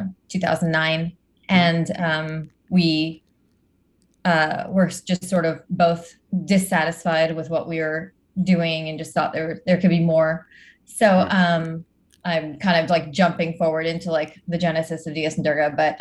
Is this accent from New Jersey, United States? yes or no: yes; New Jersey, United States; I grew up in New Jersey and in a pretty typical Indian household